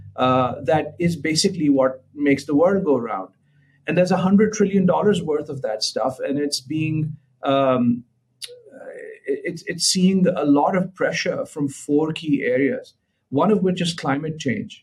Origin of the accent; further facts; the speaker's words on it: Lahore, Punjab, Pakistan; I was born in Lahore, Pakistan